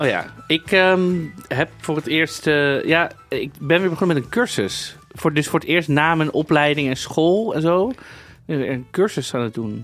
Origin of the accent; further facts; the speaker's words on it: Netherlands; Ik ben toch een Nederlander